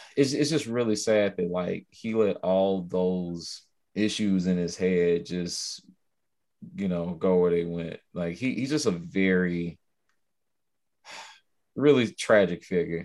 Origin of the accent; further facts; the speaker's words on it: Chicago, Illinois, United States; moved away; I grew up in Chicago for a time too